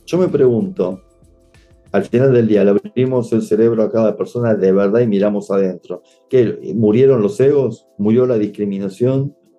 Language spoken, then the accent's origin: Spanish; Argentina